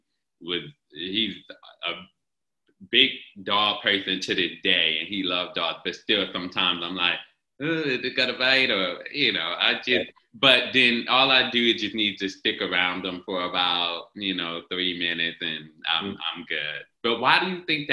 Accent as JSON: {"language": "English", "region": "North New Jersey", "country": "United States", "said": "from where I come from North New Jersey"}